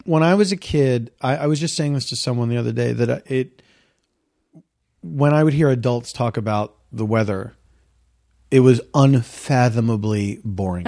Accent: Philadelphia, Pennsylvania, United States; moved away; I grew up in the East Coast, so there was, uh, there was always rain, there was always snow

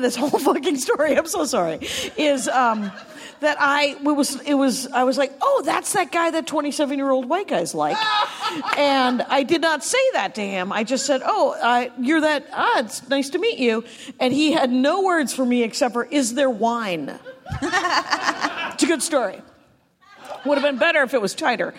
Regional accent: Milwaukee, Wisconsin, United States; I am from Milwaukee.

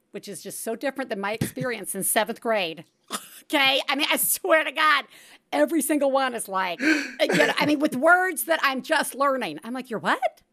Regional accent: Alabama, United States; I am from Alabama, we get Hulu Live

